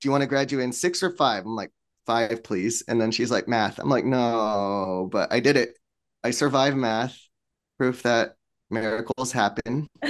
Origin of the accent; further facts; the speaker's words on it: Torrance, California, United States; born there; I was born here in Torrance, right?